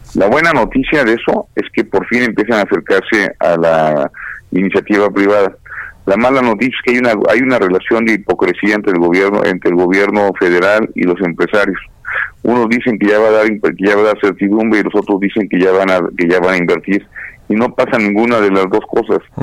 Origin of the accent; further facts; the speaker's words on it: Querétaro, Mexico; yo soy queretano